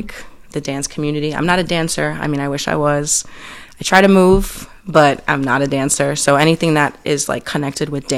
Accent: Chicago, Illinois, United States; also born or lived in Evanston; I was raised in Chicago

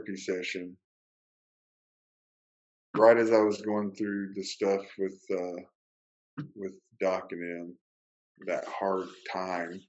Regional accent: Kentucky, United States; moved away; I grew up riding horses in Kentucky

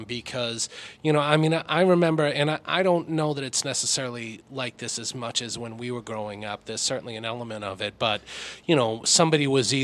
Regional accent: Lowell, Massachusetts, United States; I'm a Lowell boy. I grew up in Lowell

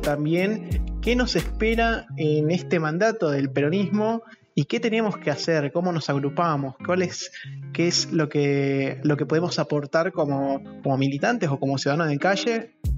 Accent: Argentina; como argentinos

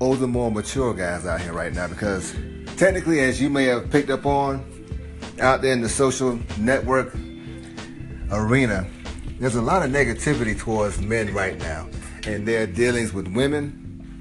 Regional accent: Georgia, United States; I'm from Georgia. I was raised in the South

